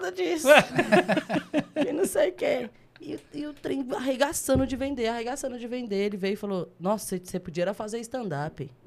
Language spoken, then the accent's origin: Portuguese; Brasília, Federal District, Brazil; also born or lived in Águas Lindas de Goiás; Eu nasci na Ceilândia. Nascido e criado? Aí cresci lá, depois fui para Águas Lindas. Morei com minha avó um tempo lá e depois fui pra Santa Maria e tô lá até hoje.